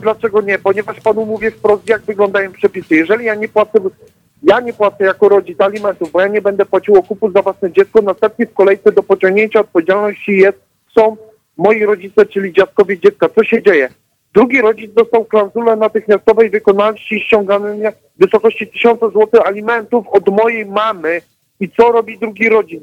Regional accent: Katowice, Silesian Voivodeship, Poland; jestem z Katowic

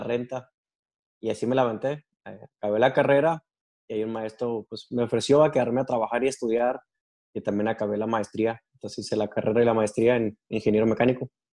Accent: Delicias, Chihuahua, Mexico; moved away as an adult; now in United States; nací en Chihuahua, Chihuahua y crecí en Delicias, Chihuahua

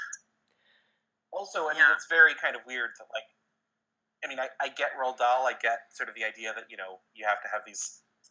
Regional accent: Washington, District of Columbia, United States; I grew up in Washington, D.C., in the city

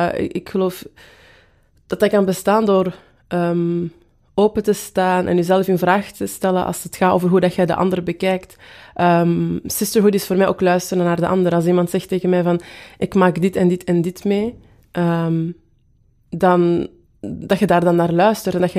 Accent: Antwerp, Belgium; accent: Antwerp; Ehm, en ik ben van Kiel. Dus toen dat zij mij vroeg, waar, waar komt jij vandaan? Dacht ik van, ah ja, ze heeft mijn Antwerps accent gehoord ofzo

